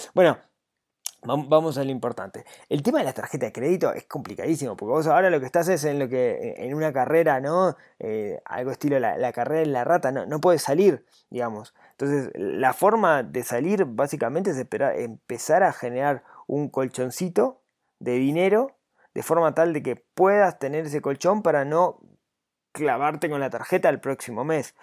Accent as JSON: {"language": "Spanish", "country": "Uruguay"}